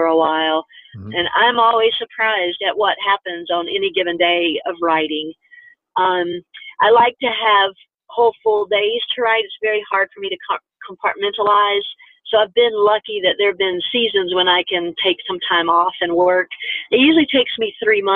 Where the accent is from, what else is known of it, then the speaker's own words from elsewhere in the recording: North Carolina, United States; Growing up in North Carolina, in school in North Carolina